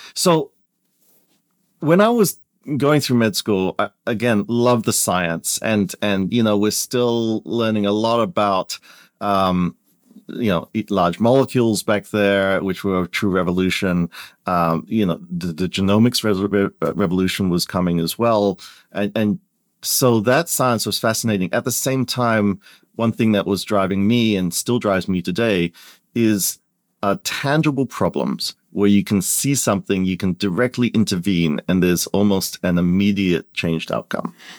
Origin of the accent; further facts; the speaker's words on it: Perth, Western Australia, Australia; moved away as an adult; also born or lived in Kuala Lumpur, Malaysia; now in United States; my family immigrated out very early when I was, uh, less than two years old, um, to Perth, Western Australia. And I grew up there